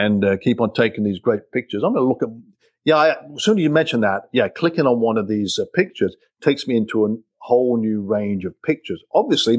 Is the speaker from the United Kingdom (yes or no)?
yes; England, United Kingdom; moved away as an adult; now in United States; I'm from England. You probably tell from my accent.